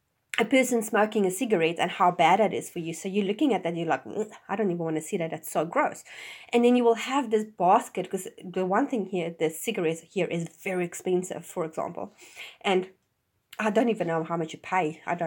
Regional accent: Johannesburg, Gauteng, South Africa; now in New Zealand; I mean, I came from Johannesburg, which the radius as big as Auckland, and which is one, you know, the major city in New Zealand, has like 6 million people.

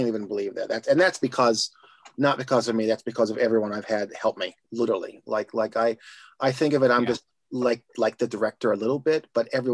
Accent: Indiana, United States; now in Los Angeles, United States; Growing up in Indiana

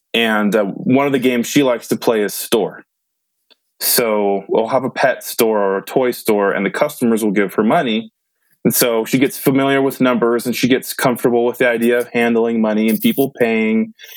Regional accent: Modesto, California, United States; moved away as an adult; now in Utah, United States; my hometown Modesto

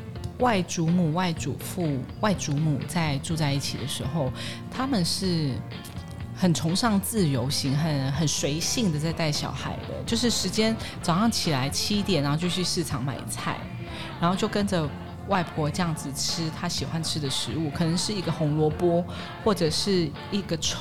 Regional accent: Daxi, Taoyuan, Taiwan; 桃园的乔爱新村，

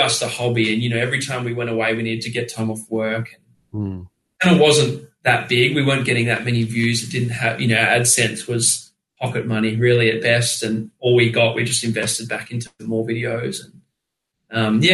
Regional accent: Australia; we're Australian

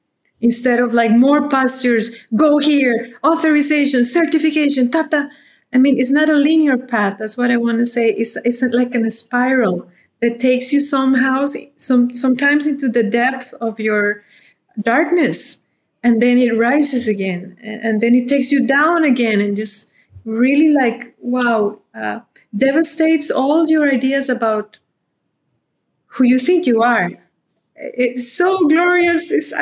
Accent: Costa Rica; now in India; I wrote like a little autobiography when I came from Costa Rica to live in India.

